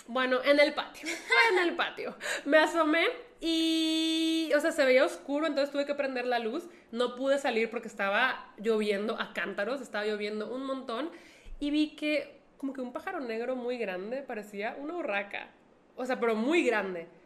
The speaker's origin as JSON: {"language": "Spanish", "town": "Monterrey", "region": "Nuevo León", "country": "Mexico"}